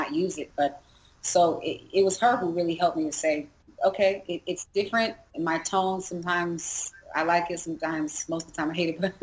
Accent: San Diego, California, United States; also born or lived in Seattle; I was born in Seattle, but I actually grew up in Southeast San Diego because my father was

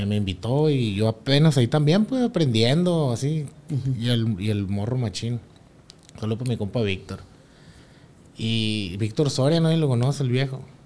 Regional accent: Barrancos, Sinaloa, Mexico; somos de Barranco también

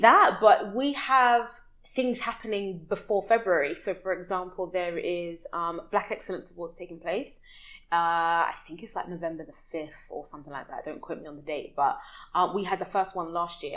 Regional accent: London, United Kingdom; moved away as an adult; now in Dubai, United Arab Emirates; I'm from West London in the UK, and uh, born and raised, lived there my whole life

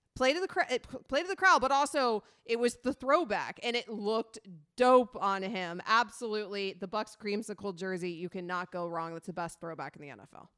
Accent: Sarasota, Florida, United States; I grew up in Sarasota, which is where I am now it's an hour south of Tampa

